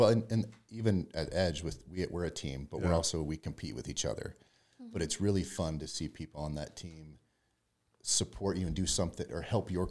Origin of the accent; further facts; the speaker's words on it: Lolo, Montana, United States; now in Utah, United States; Montana. Grew up in Lolo, Montana, in a small town.